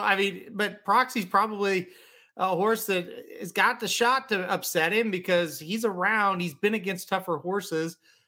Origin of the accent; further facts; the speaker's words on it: Midwest, United States; I'm from the Midwest